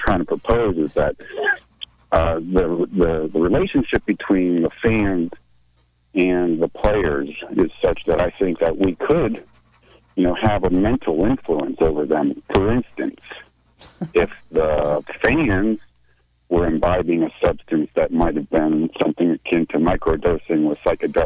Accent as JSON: {"language": "English", "region": "California", "country": "United States", "tie": "born or raised there", "also_born_or_lived": "Cleveland", "said": "I've lived in Cleveland. That's kind of where my family's from, even though I was born here in California"}